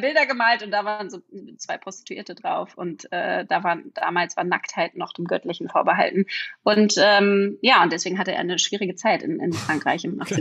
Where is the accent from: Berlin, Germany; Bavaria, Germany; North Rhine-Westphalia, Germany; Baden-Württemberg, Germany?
Berlin, Germany; ich bin Berlinerin